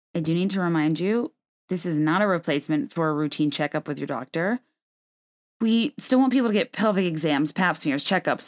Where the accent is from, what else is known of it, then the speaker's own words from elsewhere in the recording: the South, United States; I grew up in the South